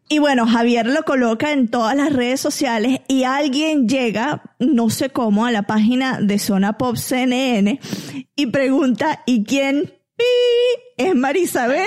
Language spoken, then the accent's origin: Spanish; Barquisimeto, Lara, Venezuela; moved away; en Venezuela teníamos a, señoras que nos iban a ayudar a la casa también